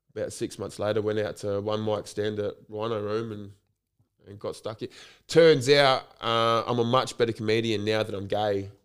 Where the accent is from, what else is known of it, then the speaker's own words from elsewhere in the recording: Port Adelaide, South Australia, Australia; also born or lived in Waitangi, New Zealand; I was born and raised in Port Adelaide